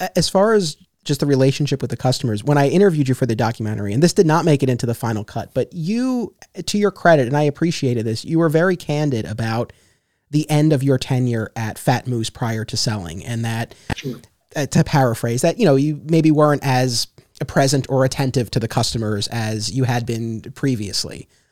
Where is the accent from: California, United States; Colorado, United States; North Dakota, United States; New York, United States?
New York, United States; Westchester County; I grew up in Westchester County, New York